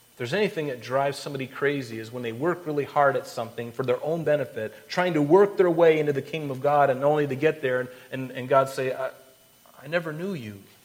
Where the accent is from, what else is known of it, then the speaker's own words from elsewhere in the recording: Florida, United States; I grew up in Florida